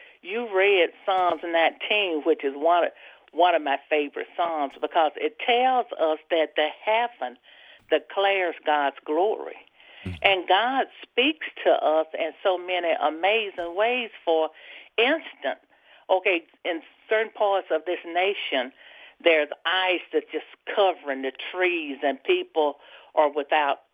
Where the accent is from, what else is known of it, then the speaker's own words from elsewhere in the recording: Mississippi, United States; I am from Nelleton, Mississippi